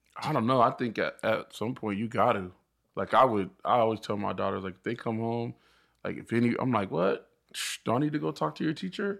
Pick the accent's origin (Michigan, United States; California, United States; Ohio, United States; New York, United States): California, United States; Riverside; actually from the I E. We grew up in Riverside